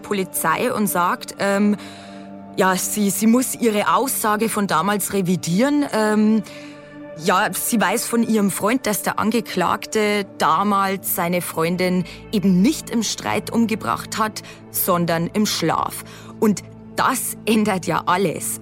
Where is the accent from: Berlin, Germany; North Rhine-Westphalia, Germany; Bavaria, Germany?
Bavaria, Germany; Lower; bei uns in Niederbayern